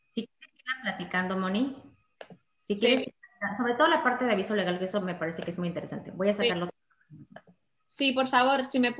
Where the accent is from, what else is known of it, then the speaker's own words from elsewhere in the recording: Veracruz, Mexico; soy de Veracruz.